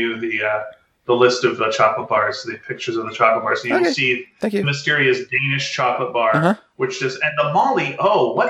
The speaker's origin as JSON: {"language": "English", "country": "Canada", "said": "we're both Canadian"}